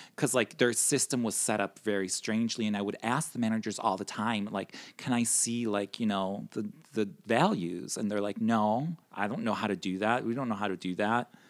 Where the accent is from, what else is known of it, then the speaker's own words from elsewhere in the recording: Chicago, Illinois, United States; now in New York, United States; I'm originally from Chicago